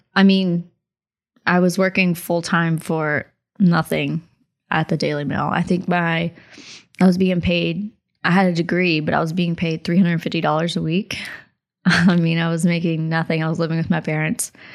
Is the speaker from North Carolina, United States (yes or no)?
no; Abingdon, Virginia, United States; also born or lived in Logan County; growing up in Logan County and in Abingdon, Virginia